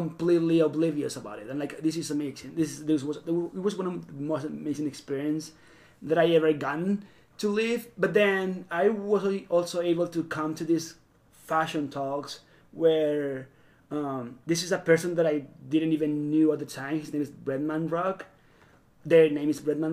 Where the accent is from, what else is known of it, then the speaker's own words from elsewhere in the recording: Venezuela; accent: South American; moved away; I'm actually Venezuelan